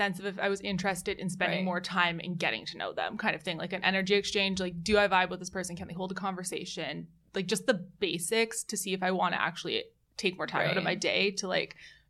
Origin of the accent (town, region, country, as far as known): Vancouver, British Columbia, Canada